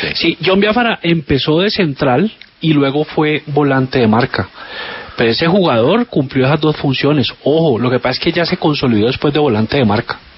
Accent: Zarzal, Valle del Cauca, Colombia; yo soy de Zarzal

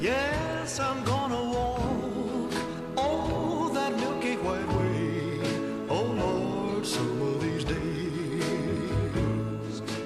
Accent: a small town outside Glasgow, Scotland, United Kingdom; Norwegian is a second language; moved away; hvor jeg kommer fra i Skottland. og det, det, er en liten by utenfor Glasgow, men jeg sier bare at jeg kommer fra, fra Glasgow fordi det er lettere

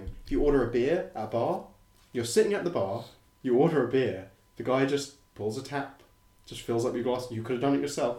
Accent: England, United Kingdom; because I'm English

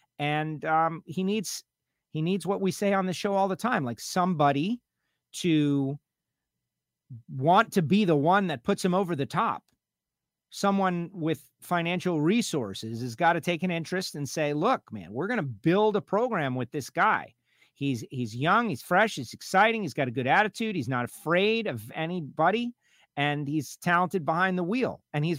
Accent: St. Louis, Missouri, United States; I don't do sports, but I'm from St. Louis, so no to the Rams.

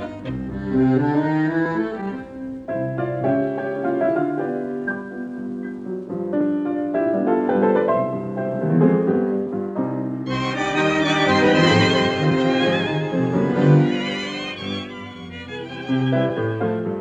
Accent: Buenos Aires, Argentina; now in Burbank, United States; where I grew up in Saavedra

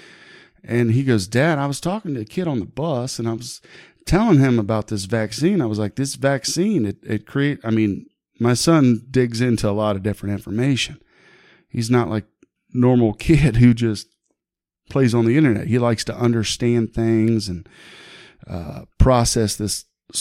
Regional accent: Huber Heights, Ohio, United States; moved away as an adult; now in Beavercreek, United States; my hometown of Huber Heights

